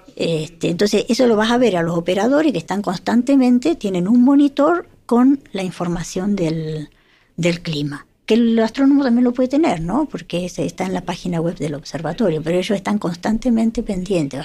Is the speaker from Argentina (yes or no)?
yes; Argentina; moved away; yo soy de Argentina